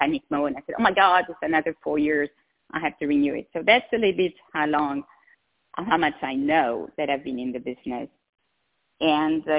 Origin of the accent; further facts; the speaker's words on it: Switzerland; English is a second language; moved away as an adult; also born or lived in Geneva / Seattle; now in La Quinta, United States; I have a tiny bit of an accent, even though I've been almost 20 years in the U.S., the accent is still here. So, I come from Switzerland